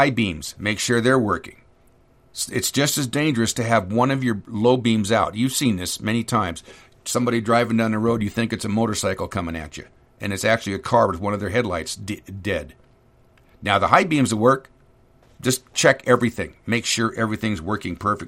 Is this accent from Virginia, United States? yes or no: no; California, United States; moved away as an adult; also born or lived in Sacramento; now in North Idaho, United States; I'm an idiot from California